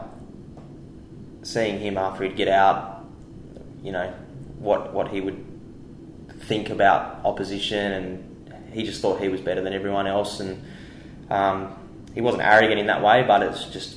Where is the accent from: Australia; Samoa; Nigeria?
Australia; Tasmania; now in Perth, Australia; growing up in Tassie